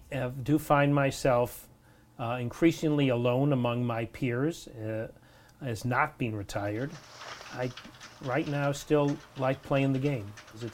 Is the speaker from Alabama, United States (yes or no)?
no; Chicago, Illinois, United States; moved away as an adult; now in Providence, United States; I grew up in Chicago, but I will say that I, to this day, even though I was in Chicago for 18 years and I've been in Providence or I've been in Rhode Island for 45 or 46 years, I continue to be humbled and well aware that I am not a true native.